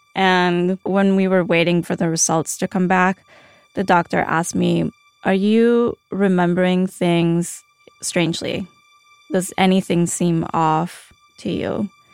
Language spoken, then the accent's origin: English; Colombia; moved away; also born or lived in Chicago; I grew up in fear living in Colombia